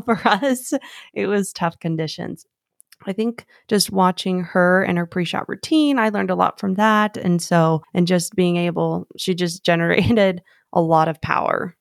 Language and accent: English; Arizona, United States; I was born and raised in Arizona